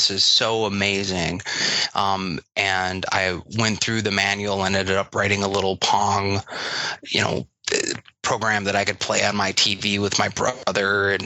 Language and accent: English; Wisconsin, United States; I grew up here in Wisconsin and went to University of Wisconsin